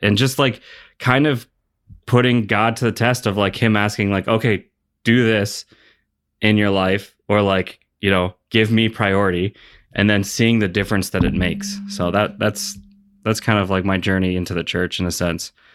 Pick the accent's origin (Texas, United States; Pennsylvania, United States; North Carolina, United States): Pennsylvania, United States; Pittsburgh; I grew up in Pittsburgh